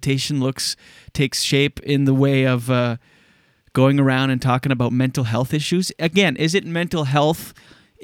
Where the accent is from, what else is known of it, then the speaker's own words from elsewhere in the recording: Moncton, New Brunswick, Canada; also born or lived in Skidook; my hometown, Moncton.